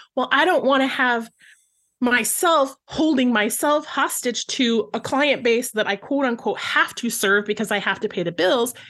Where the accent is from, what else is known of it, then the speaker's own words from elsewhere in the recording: Flint, Michigan, United States; I grew up in Flint, Michigan